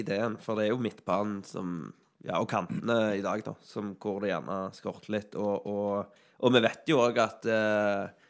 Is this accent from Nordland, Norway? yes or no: no; Sandal, Rogaland, Norway; jeg er fra Sandal